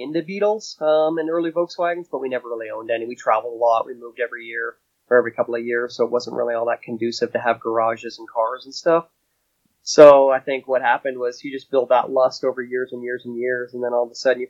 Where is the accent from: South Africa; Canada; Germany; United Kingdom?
Canada; moved away as an adult; now in United States; I'm originally from Canada by birthright and moved down here to work